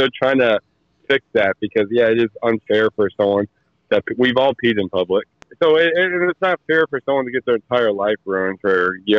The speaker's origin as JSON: {"language": "English", "town": "Muscoda", "region": "Wisconsin", "country": "United States", "lives_now": "Alton, United States", "said": "I live in Alton, Illinois. I'm originally from Muscoda. I mean, I grew up all over the world. My dad was military. I was military."}